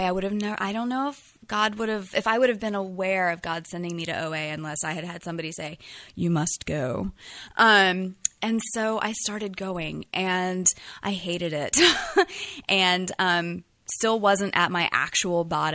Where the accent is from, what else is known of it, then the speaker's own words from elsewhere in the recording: North Carolina, United States; moved away as an adult; now in San Francisco, United States; I'm originally from North Carolina